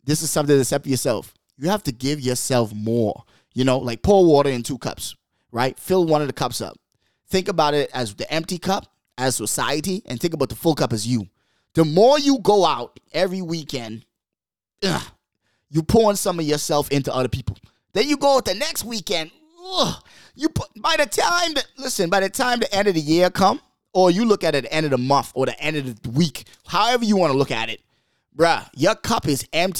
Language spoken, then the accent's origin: English; Bahamas; moved away; I come from the Bahamas, man. Like, we're third world